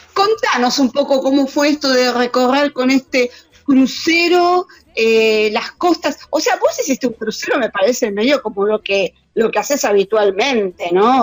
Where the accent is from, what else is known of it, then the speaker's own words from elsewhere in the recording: Argentina; La única argentina soy yo acá